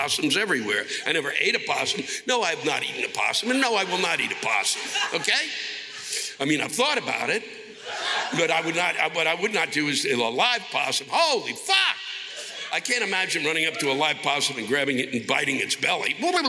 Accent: Puerto Rico; And yes, we are American. So check the fucking history books because Puerto Ricans were granted citizenship because we fought in every fucking war since 1917.

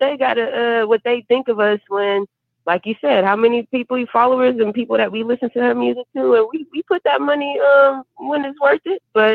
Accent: Houston, Texas, United States; I'm from Houston

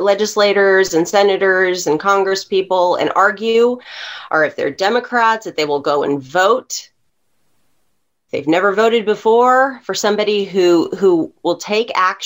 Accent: Texas, United States; as a Texan

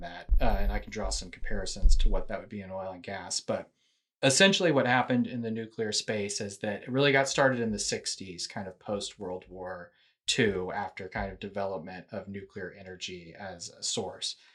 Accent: Houston, Texas, United States; also born or lived in Austin; I, I'm originally from Houston

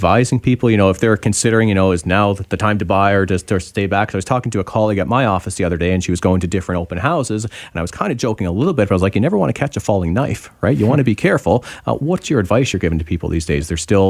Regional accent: Toronto, Ontario, Canada; now in Vancouver, Canada; Yeah, I was so surprised when I moved to Vancouver. I came from Toronto just over 10 years ago

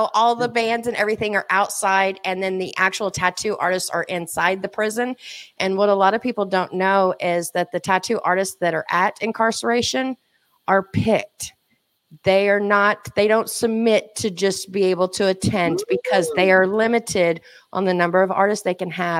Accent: Oklahoma, United States; accent: Okie; It's the Okie accent. Hunting. You know my accent.

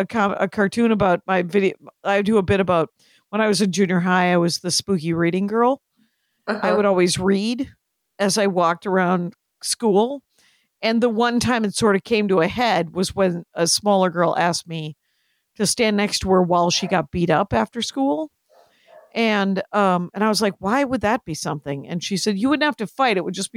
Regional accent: Wisconsin, United States; In Wisconsin.

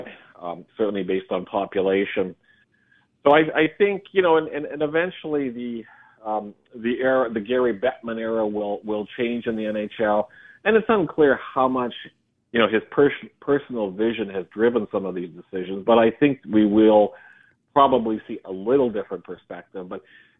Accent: Regina, Saskatchewan, Canada; Being drafted by my hometown team, the Regina Pats

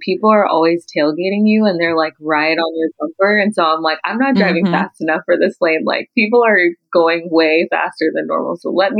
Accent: Houston, Texas, United States; Even though I'm from Houston

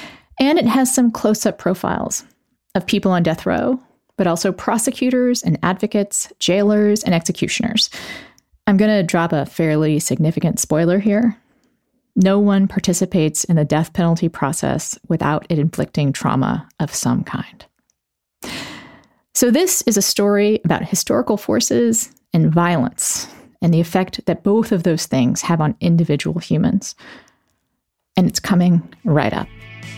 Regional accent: Texas, United States; as a native Texan myself, I got the year of Texas history

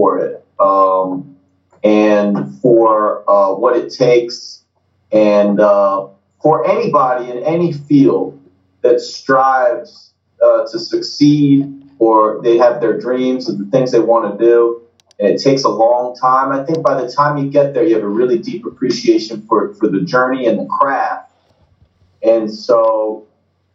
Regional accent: New Jersey, United States; accent: Jersey; also born or lived in South Philadelphia; now in Philadelphia, United States; I was working hard to keep the Jersey out of my mouth.

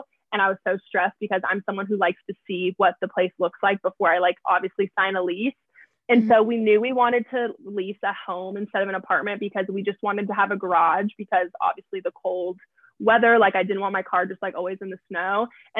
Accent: the South, United States; we come from the South where like Southern charm is like supposed to be a thing.

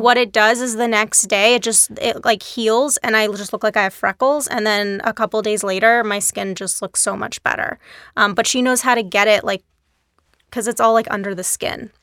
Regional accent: Dallas, Texas, United States; moved away as an adult; also born or lived in New York; I grew up in Dallas, Texas.

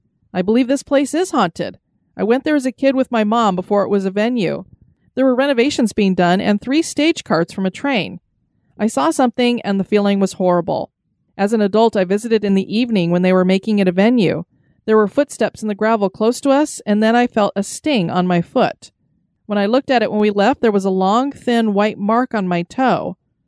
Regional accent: Wisconsin, United States; And seriously, you got to check out Summit Avenue in St. Paul. My hometown is about 30 minutes east of there.

